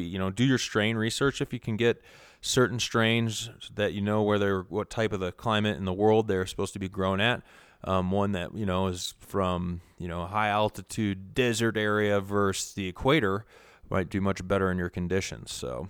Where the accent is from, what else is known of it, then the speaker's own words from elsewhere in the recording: Minnesota, United States; born there; I was born in Minnesota, so I can try and mimic some of that shit up there in the north.